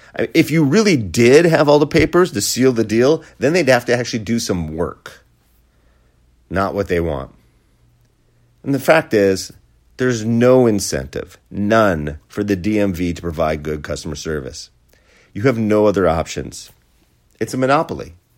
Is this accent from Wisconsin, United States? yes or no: yes; Wisconsin, United States; my home state, Wisconsin